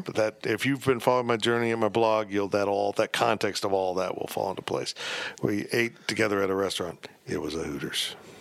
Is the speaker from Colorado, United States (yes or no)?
no; Salina, Kansas, United States; it's my hometown